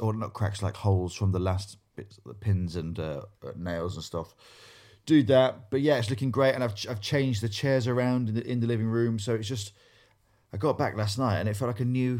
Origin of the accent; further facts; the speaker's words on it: Grimsby, Yorkshire and the Humber, United Kingdom; As a person from Grimsby